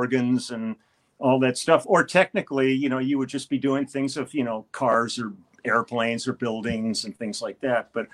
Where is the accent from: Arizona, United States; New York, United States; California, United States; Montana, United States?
California, United States; Los Angeles; also born or lived in Milwaukee, Wisconsin; I grew up in the Valley in Van Nuys and went to Birmingham out there in the Valley